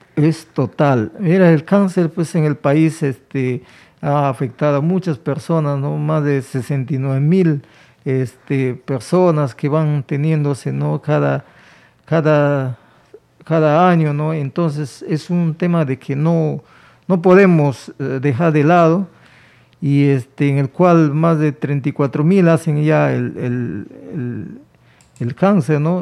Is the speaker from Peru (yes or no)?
yes; Peru